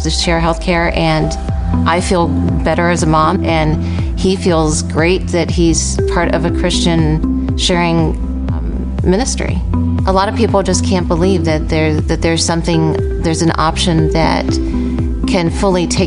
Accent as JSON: {"language": "English", "country": "United States", "tie": "born or raised there", "said": "I was born and raised in Amish country"}